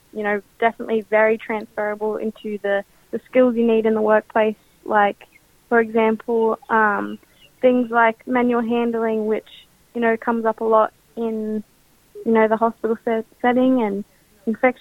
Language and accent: English; Central Coast, New South Wales, Australia; I'm from the Wiradjuri tribe and I am from the Central Coast and go to North Lakes High School.